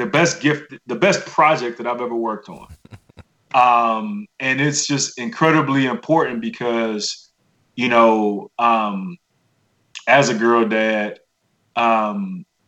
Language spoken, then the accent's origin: English; Miami, Florida, United States; I'm from Miami. My grandmother has Southern roots. I was raised by my grandmother and uncle in a village of church folk.